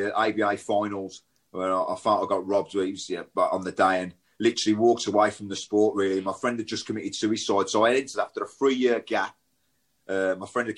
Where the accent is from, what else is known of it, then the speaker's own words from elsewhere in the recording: Birmingham, West Midlands, United Kingdom; I grew up in Shardin, to be fair, which is split both ways.